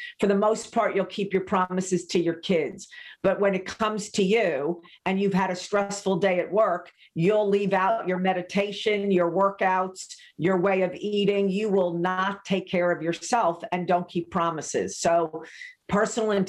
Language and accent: English; New York, United States; also born or lived in Laguna Beach, California; I'm a New Yorker through and through.